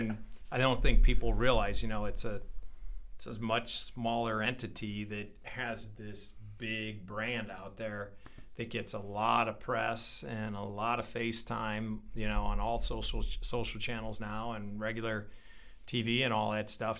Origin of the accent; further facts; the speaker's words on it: St. Louis, Missouri, United States; born and raised in Saint Louis and committed to Saint Louis